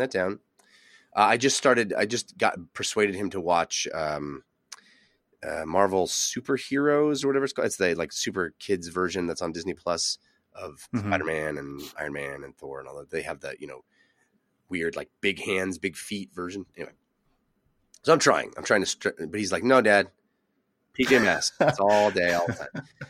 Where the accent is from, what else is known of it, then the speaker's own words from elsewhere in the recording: Brisbane, Queensland, Australia; which is made in my hometown of Brisbane, Australia.